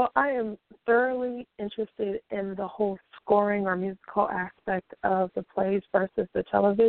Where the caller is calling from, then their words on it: California, United States; I'm calling from California.